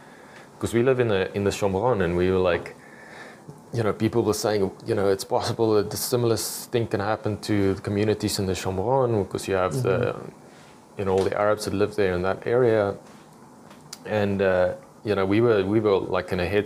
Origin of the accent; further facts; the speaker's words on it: South Africa; now in Israel; I'm from South Africa